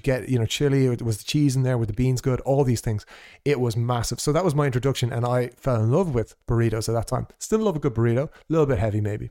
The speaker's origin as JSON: {"language": "English", "country": "Ireland", "also_born_or_lived": "Portugal", "said": "as an Irish person who has never lived in that part of the world"}